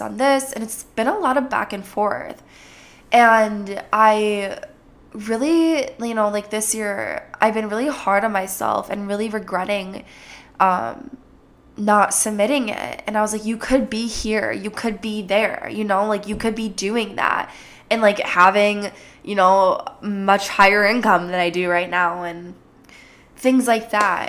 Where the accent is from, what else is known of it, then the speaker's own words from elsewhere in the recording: Minnesota, United States; accent: Jersey; sometimes like a Jersey accent comes out, but I'm from Minnesota.